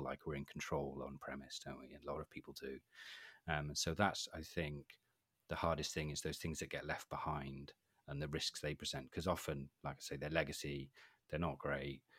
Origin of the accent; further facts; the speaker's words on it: Wales, United Kingdom; I'm from Wales